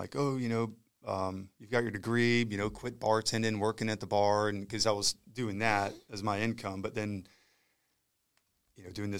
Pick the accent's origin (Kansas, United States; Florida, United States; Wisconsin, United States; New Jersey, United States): Florida, United States; Eglin; And then I was born and raised at, or born at Eglin, and then grew up here in the area and was raised.